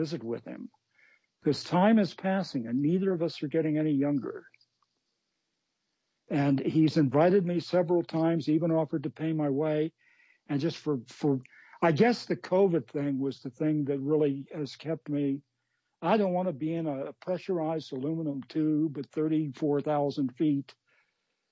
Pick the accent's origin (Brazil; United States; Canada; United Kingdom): United States; New England; we're from New England